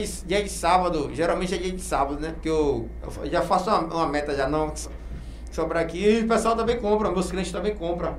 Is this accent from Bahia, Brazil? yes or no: yes; Feira de Santana, Bahia, Brazil; now in Camaçari, Brazil; Eu sou de Feira, natural de Feira Santana